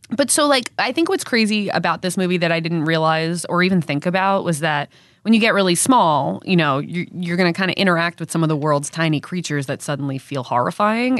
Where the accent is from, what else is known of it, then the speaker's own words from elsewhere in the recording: South Shore, Long Island, New York, United States; I'm from South Shore, Long Island.